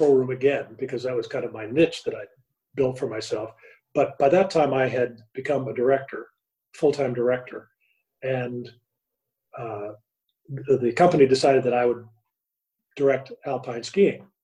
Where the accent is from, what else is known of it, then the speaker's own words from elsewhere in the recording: Midwest, United States; I grew up in the Midwest